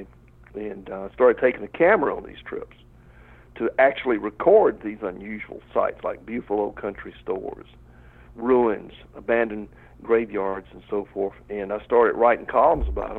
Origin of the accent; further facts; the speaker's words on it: rural Georgia, United States; Where I grew up in Georgia, rural Georgia, right on the state line near McCormick, South Carolina